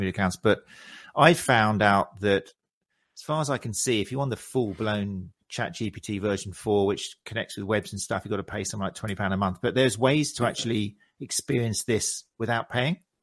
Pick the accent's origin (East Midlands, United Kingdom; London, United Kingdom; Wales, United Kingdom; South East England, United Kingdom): South East England, United Kingdom; South Coast; I'm from South Coast. I know Lancing, Worthing, Brighton.